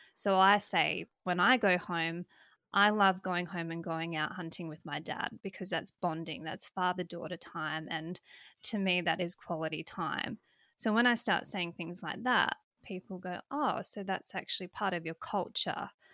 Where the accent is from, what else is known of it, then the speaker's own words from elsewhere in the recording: South Australia, Australia; moved away as an adult; now in Western Australia, Australia; I'm from South Australia